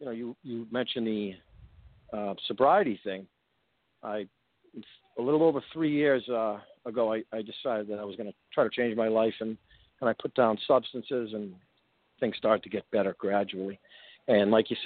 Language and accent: English; Framingham, Massachusetts, United States; also born or lived in Waltham, Massachusetts; I grew up right outside of Boston, a town called Framingham, Massachusetts. I was actually born in Waltham